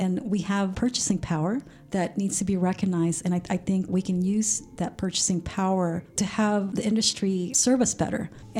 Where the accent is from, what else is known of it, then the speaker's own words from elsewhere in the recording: California, United States; now in Sacramento, United States; I came from the Bay Area, and I'm sure if I started this technology company, it would be a different story in the Bay Area. Yet I was brought into the Sacramento region, you know, for personal reasons, to take care of my parents.